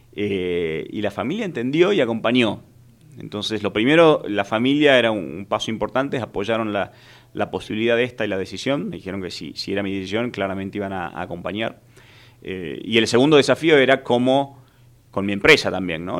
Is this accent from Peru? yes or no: no; Tucumán, Argentina; soy un, tucumano